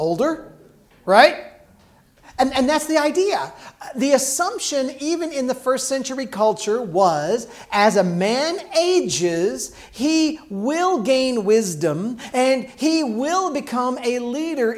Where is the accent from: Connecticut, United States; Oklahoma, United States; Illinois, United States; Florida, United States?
Illinois, United States; When I grew up in Illinois, in a Southern Baptist church